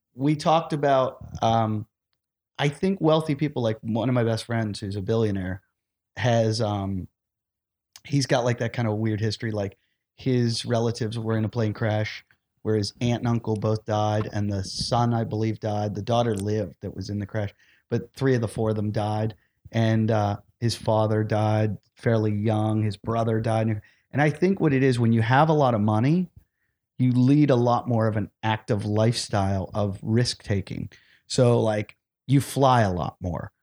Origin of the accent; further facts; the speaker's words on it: Pittsburgh, Pennsylvania, United States; moved away; I grew up in Pittsburgh